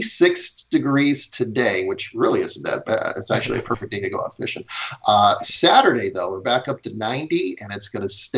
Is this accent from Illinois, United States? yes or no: yes; Chicago, Illinois, United States; moved away; I grew up in Chicago